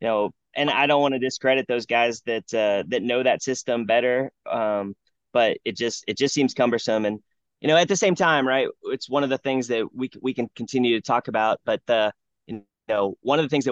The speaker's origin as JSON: {"language": "English", "region": "Ohio", "country": "United States", "tie": "born or raised there", "also_born_or_lived": "South Carolina", "moved": "yes", "said": "I grew up in Ohio"}